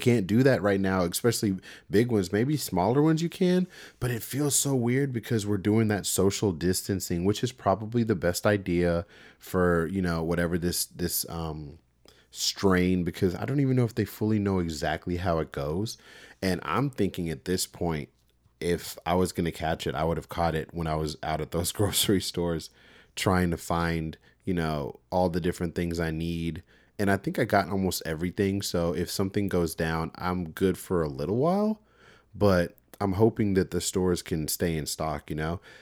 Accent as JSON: {"language": "English", "town": "Houston", "region": "Texas", "country": "United States", "tie": "born or raised there", "said": "I'm from Texas and, uh, I'm from the Houston area. So I grew up around, you know, mega churches"}